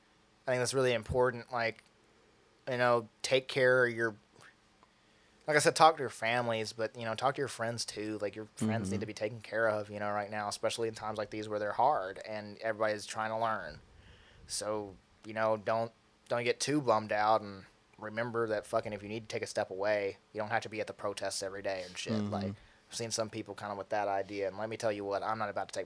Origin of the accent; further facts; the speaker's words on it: McMinnville, Tennessee, United States; I'm from McMinnville, Tennessee. I know how to fix